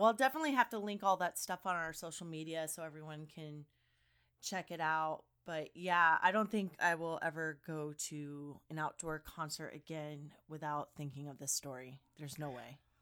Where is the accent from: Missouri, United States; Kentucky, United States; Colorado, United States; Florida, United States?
Kentucky, United States; I grew up in Kentucky